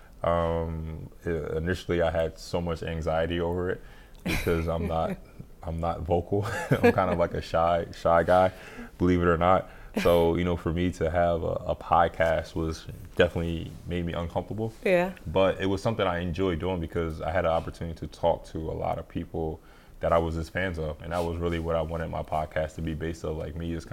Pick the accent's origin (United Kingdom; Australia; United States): United States; Sicklerville, New Jersey; moved away as an adult; now in Moscow, Russia; my hometown of Sicklerville